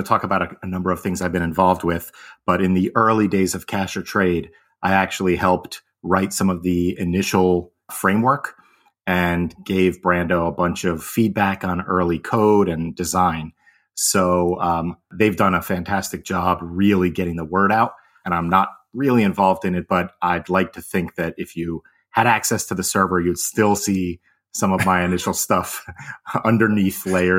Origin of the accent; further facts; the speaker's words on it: Connecticut, United States; I am originally from Connecticut. My family traces its roots through New York.